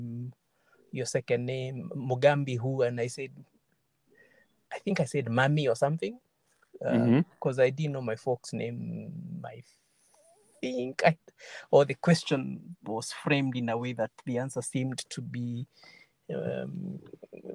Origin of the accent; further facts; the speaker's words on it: Chuka, Tharaka-Nithi County, Kenya; English is a second language; also born or lived in Western Kenya / Kericho / Kitale / Sondu; I was born in Chuka. My folks are from Chuka, but I initially didn't grow up in Chuka because my dad was a policeman.